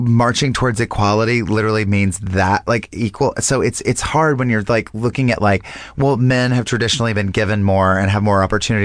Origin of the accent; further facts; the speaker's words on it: North Carolina, United States; moved away; I'm from North Carolina